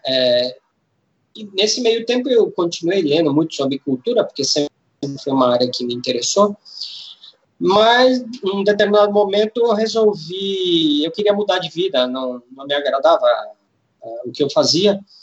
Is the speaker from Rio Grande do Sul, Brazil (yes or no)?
no; São Paulo, Brazil; eu sou de São Paulo, me formei em turismo